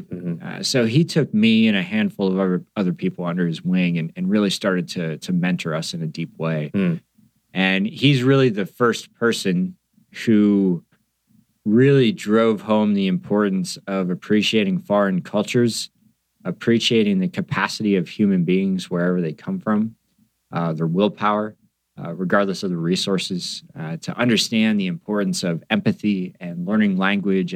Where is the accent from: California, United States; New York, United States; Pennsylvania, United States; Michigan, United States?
Pennsylvania, United States; I grew up in a small town in Pennsylvania